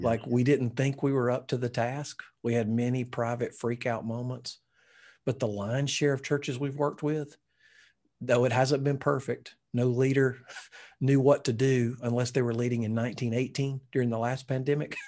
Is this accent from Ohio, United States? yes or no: no; Alabama, United States; I'm from Alabama